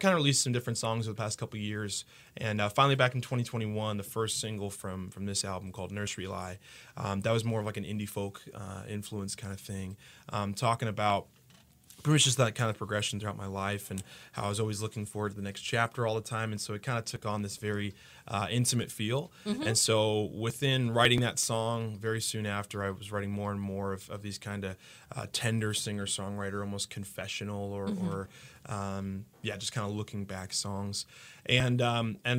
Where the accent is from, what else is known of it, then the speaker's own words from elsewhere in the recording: Haverhill, Massachusetts, United States; also born or lived in Newton, Massachusetts; now in Kalamazoo, United States; I was born and raised in Massachusetts. So I was born in Newton, Mass.